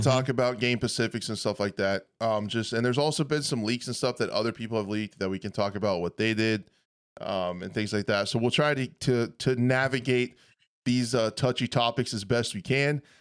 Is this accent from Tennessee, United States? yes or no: no; western Kansas, United States; I grew up on a small farm, like, in a trailer house in the middle of western Kansas